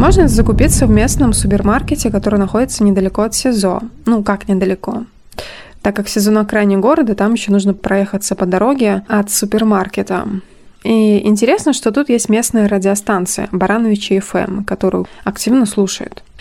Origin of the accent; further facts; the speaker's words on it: Brest Region, Belarus; я упоминала, что родом из Брестской области